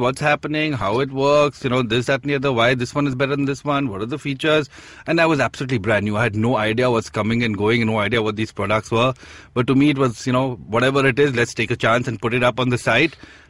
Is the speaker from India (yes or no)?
yes; India; look, I'm from India and I really want to start this